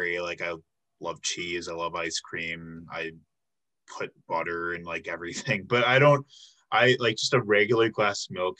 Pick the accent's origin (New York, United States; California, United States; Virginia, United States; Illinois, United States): Illinois, United States; moved away; it was pop, you know, cuz I'm from Illinois, but it became soda once I came here